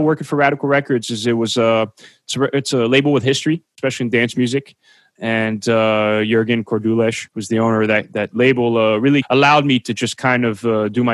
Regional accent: New Jersey, United States; I'm from New Jersey

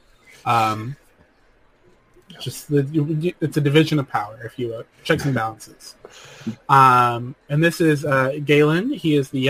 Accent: Tennessee, United States; accent: Tennessee; my actual Tennessee accent

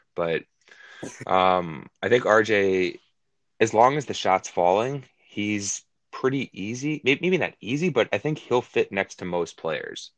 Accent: New York, United States; I grew up in New York. I still live in New York.

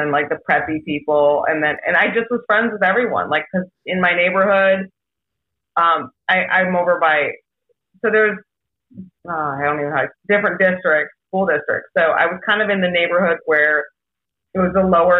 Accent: Webster Groves, Missouri, United States; moved away as an adult; also born or lived in Clayton, Missouri / Los Angeles; I grew up in Webster

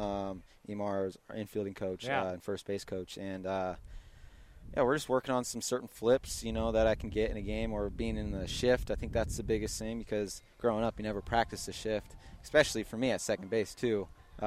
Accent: San Diego, California, United States; I'm from San Diego

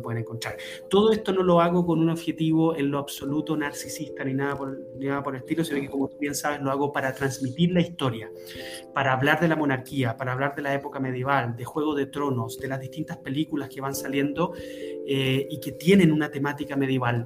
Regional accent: Chile; pues soy chileno.

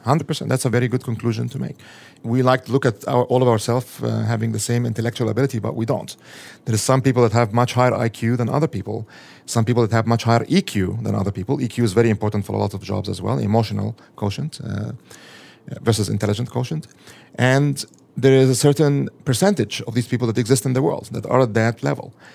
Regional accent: Egypt; now in United States; I'm an immigrant from a Muslim majority country. So I come from Egypt

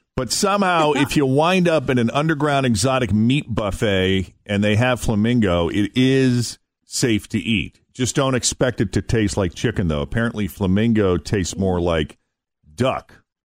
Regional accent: Boston, Massachusetts, United States; moved away as an adult; also born or lived in Portland, Maine; Growing up in the Boston area, going to Portland, Maine

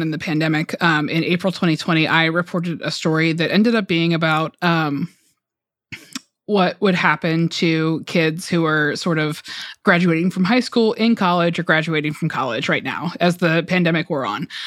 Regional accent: Georgia, United States; moved away; I am from Georgia, um, and my parents live in Metro Atlanta.

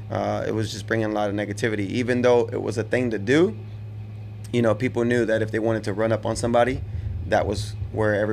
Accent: Houston, Texas, United States; also born or lived in Monterrey, Mexico; I was born in Monterrey, but I've lived in Houston my entire life. My family had a house out there

